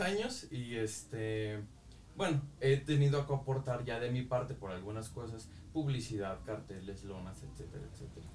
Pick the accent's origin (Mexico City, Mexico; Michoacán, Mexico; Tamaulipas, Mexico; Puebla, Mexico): Michoacán, Mexico; Yurécuaro; nunca perdí eh, el amor pues por la historia de mi pueblo